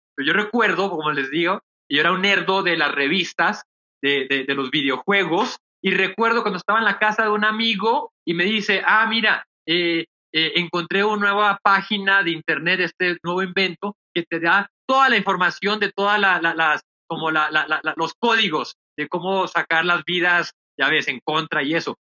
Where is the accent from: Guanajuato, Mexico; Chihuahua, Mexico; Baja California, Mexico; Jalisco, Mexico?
Baja California, Mexico; Tijuana; moved away as an adult; also born or lived in New York; now in Medellín, Colombia; Yo soy de México, yo crecí en Tijuana, eh, en la frontera con San Diego